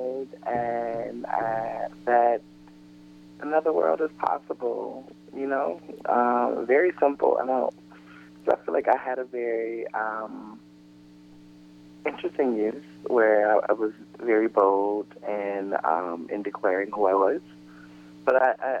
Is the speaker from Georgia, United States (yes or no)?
yes; Atlanta, Georgia, United States; now in Brooklyn, United States; I am originally from Atlanta, Georgia